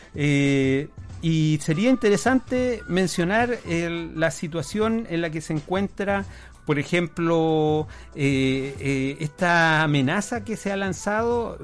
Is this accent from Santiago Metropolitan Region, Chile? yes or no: no; Punta Arenas, Magallanes and Chilean Antarctica, Chile; yo soy magallánico, yo nací en Punta Arenas